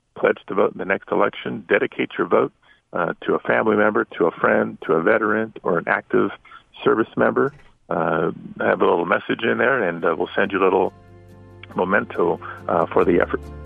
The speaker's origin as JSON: {"language": "English", "town": "Los Angeles", "region": "California", "country": "United States", "tie": "born or raised there", "said": "I am born and raised in the San Fernando Valley neighborhood called Pacoima"}